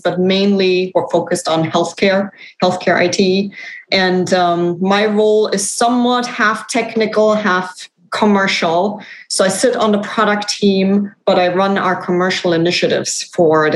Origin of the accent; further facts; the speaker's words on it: Germany; moved away as an adult; now in United States; I'm actually from Germany. So I thought I'd come to the US for 2 or 3 years and now it's been, you know, 17